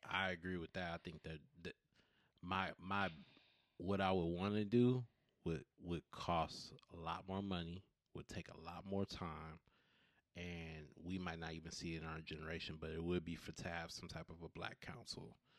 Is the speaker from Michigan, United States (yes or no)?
no; Southern California, United States; I'm from Cali.